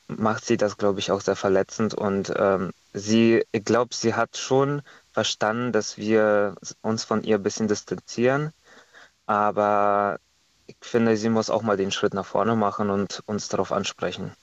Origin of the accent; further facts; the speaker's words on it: Estonia; now in Germany; ich komme ja ursprünglich aus Estland